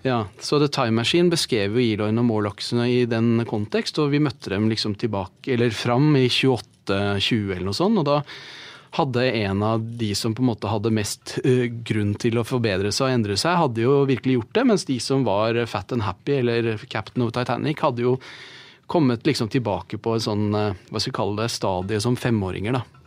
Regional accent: Norway; vi som nordmenn

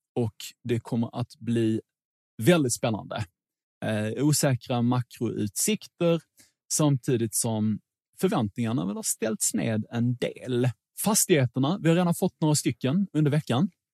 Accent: Sweden

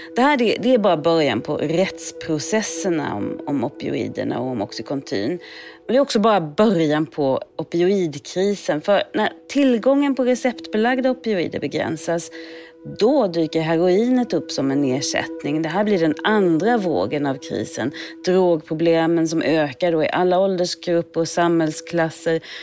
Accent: Sweden; moved away as an adult; now in United States; jag är uppvuxen i Sverige

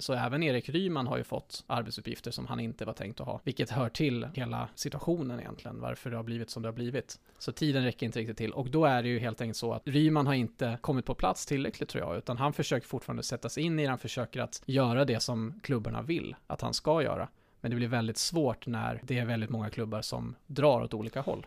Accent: Västervik, Kalmar County, Sweden; min hemstad Västervik

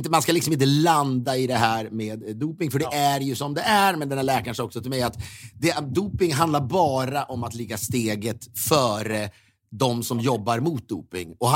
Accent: Sweden; now in United States; Då får man ju också som svensk gåshud av det.

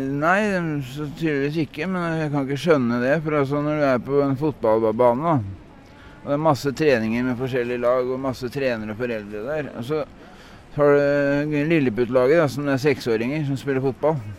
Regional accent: Sarpsborg, Østfold, Norway; moved away as an adult; also born or lived in Drammen; now in Oslo, Norway; født i Drammen, og flytta derfra da jeg var fem år, til Sarpsborg. Og så bodde jeg i Sarpsborg til jeg var ja, 22.

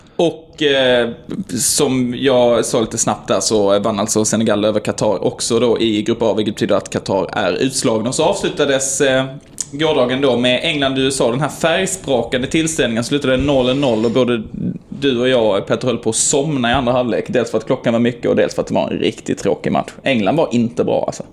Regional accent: Sweden; jag är från, eh, eh, Sverige.

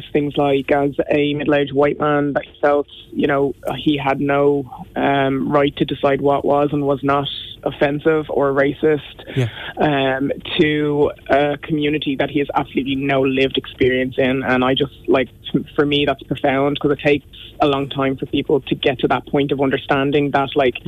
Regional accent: Ireland; I have the same Irish that any Irish person has that's gone through primary and secondary school here

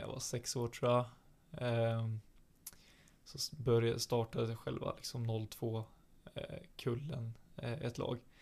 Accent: Alnö, Västernorrland County, Sweden; now in Sundsvall, Sweden; jag växte upp på Alnö

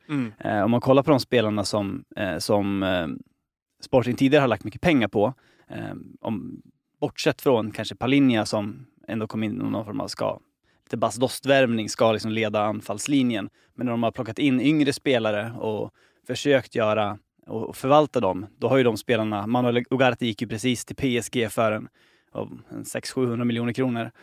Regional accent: Sweden; som svensk

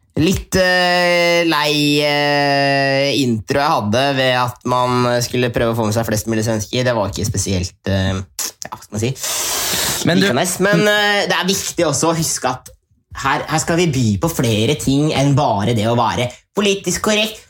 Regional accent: Norway; now in Sweden; folk hjemme i Norge

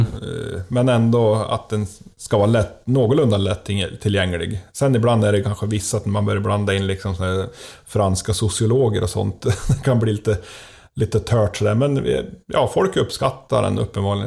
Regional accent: Gränsfors, Gävleborg County, Sweden; från min hemby Gränsfors

